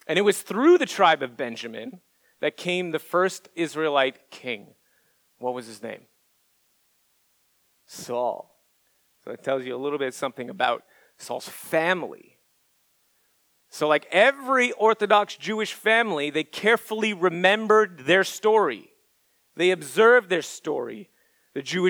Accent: Montreal, Quebec, Canada; moved away as an adult; now in Orlando, United States; I'm from Montreal

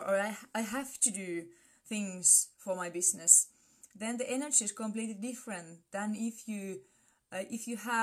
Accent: Finland; I come from Finland.

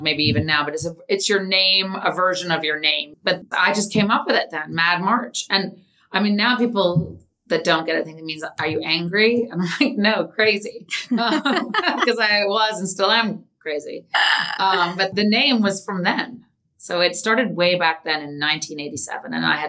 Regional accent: Palm Beach, Florida, United States; also born or lived in New York / England; Well, I was actually born in New York. So I'm technically a New Yorker, but I didn't live here. I moved to England when I was 2. Then I moved to Palm Beach when I was 12. I've moved around a lot.

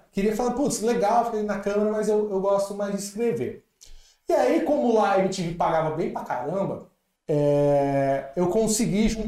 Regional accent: Brazil; Eu falei, Pô, eu também sou brasileira.

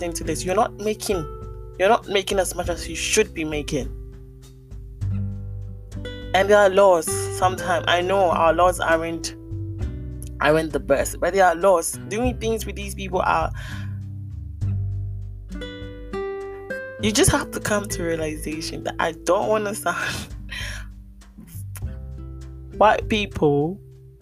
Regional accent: Ghana; I'm Ghanaian

